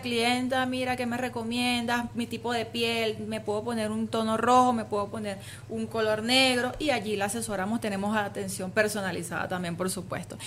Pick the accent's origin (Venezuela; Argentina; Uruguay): Venezuela; soy orgullosamente venezolana, con, raíz griega también por supuesto porque mi papá es griego